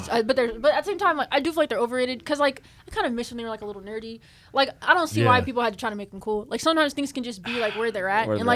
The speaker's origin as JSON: {"language": "English", "region": "Texas", "country": "United States", "tie": "born or raised there", "said": "I grew up in Texas"}